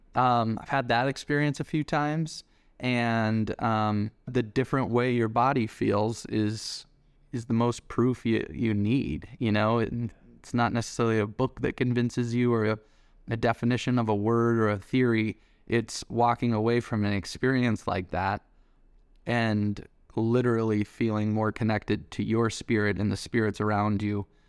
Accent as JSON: {"language": "English", "town": "Denver", "region": "Colorado", "country": "United States", "tie": "born or raised there", "said": "we grew up in Denver, Colorado together"}